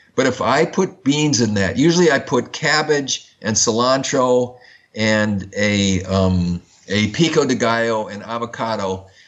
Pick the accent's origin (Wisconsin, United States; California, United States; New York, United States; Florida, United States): Wisconsin, United States; Madison; I grew up in Madison, Wisconsin, which is the which is the home of Oscar Mayer meatpacking